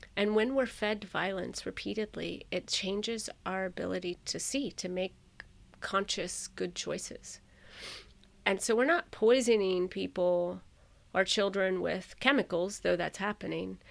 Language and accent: English; Florida, United States; I grew up in Florida